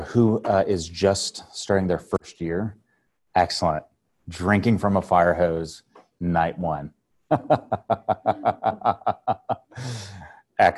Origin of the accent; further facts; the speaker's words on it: Temecula, California, United States; also born or lived in Corona / Riverside / Los Angeles / Kentucky; Yeah, I was born in Corona. Uh, grew up sort of in the Temecula area.